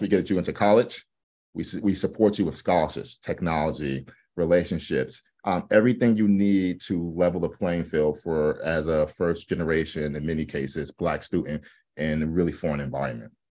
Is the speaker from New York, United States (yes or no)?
yes; New York City, New York, United States; moved away as an adult; also born or lived in Atlanta, Georgia; now in Los Angeles, United States; I'm from New York City, um, but obviously I live in L A now. And, um, the New York experience growing up